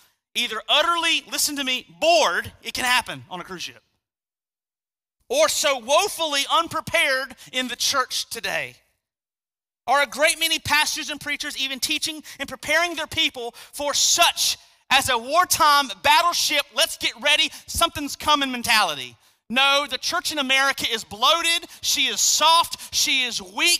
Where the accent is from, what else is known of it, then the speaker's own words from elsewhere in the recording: United States; as an American Christian